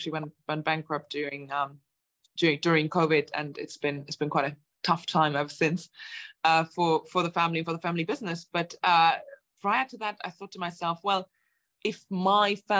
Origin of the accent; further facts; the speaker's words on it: Germany; moved away as an adult; also born or lived in Latvia; now in United Kingdom; I'm originally from Germany and Latvia, where my parents are from. I came to the UK when I was 18, just turned 19